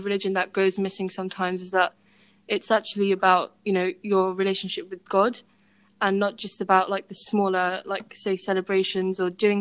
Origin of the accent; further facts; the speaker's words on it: United Kingdom; I am British, my parents are British